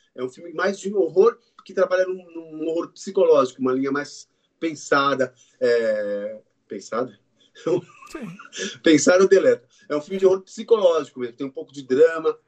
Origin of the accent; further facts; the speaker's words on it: Brazil; Nós somos brasileiros